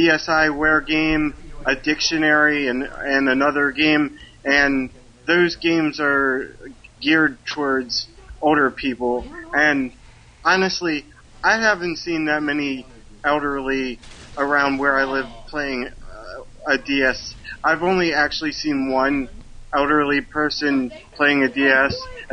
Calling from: Maryland, United States; from Maryland.

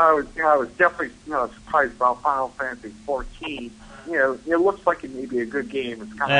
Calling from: Buffalo, New York, United States; from Buffalo.

